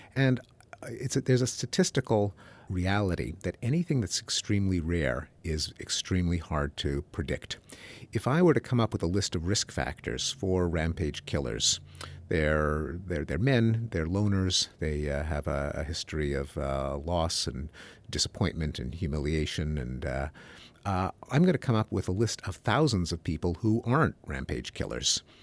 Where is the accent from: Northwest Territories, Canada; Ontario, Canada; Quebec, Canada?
Quebec, Canada; Montreal; moved away; I grew up in Montreal, Canada, in the English-speaking community